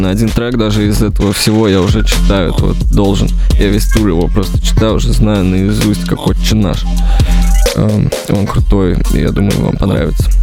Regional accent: Russia; Я вырос в России.

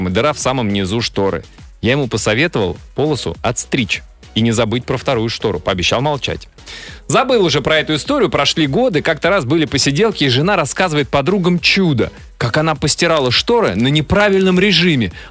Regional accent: Novosibirsk, Novosibirsk Oblast, Russia; now in Saint Petersburg, Russia; я родился в Новосибирске.

